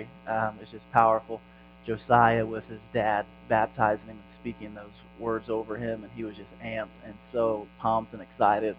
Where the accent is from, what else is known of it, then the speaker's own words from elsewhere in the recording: Indiana, United States; I'm from Indiana